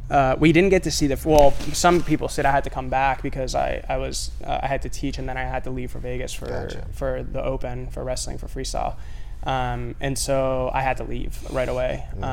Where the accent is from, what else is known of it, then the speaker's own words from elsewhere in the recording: Puerto Rico; Cuban and Spanish and Puerto Rican. But I was born in Puerto Rico.